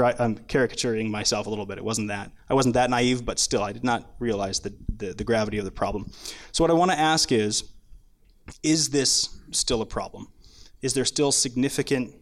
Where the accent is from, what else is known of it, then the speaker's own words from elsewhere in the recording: Minnesota, United States; I grew up in Minnesota